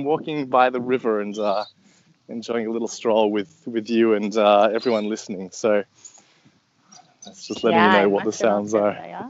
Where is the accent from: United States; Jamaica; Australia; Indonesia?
Australia; So I'm Australian, if you hadn't already picked it up, though my accent's fairly not too Australian, and I can speak Australian for you if you want.